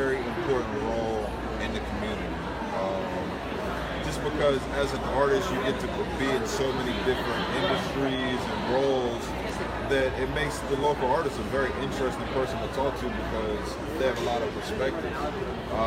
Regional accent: Wilmington, Delaware, United States; moved away; growing up in Wilmington, Delaware, we come from a small town, a small state

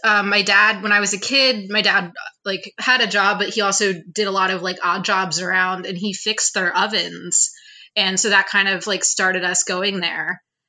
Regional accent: Price's Corner, Delaware, United States; moved away as an adult; also born or lived in Hockessin, Delaware; I grew up in the Price's Corner area

